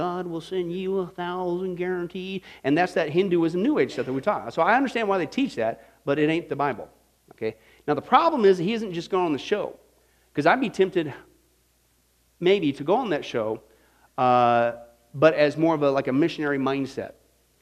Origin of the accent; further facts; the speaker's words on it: Kansas, United States; I grew up in Kansas